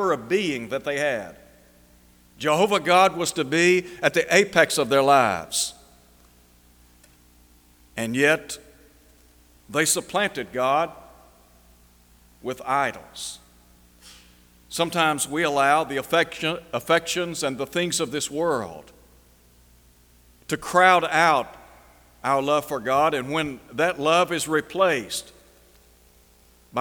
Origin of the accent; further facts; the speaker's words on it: Chattanooga, Tennessee, United States; as a young fella growing up in Chattanooga